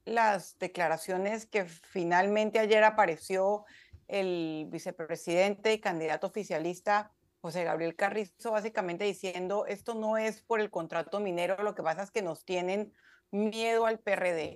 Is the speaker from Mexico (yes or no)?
no; Panama; como panameña